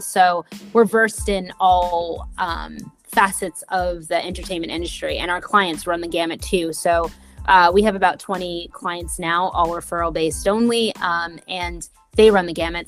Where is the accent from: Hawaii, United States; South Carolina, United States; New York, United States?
New York, United States; New York City; I grew up in Brooklyn